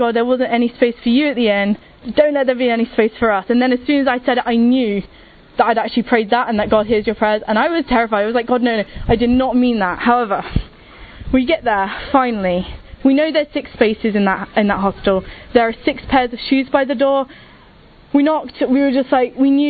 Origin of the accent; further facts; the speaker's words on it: England, United Kingdom; I'm from England and I'm 20 years old